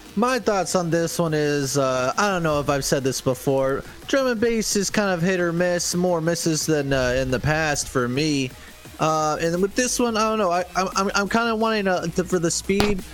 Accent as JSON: {"language": "English", "country": "United States", "said": "as an American myself"}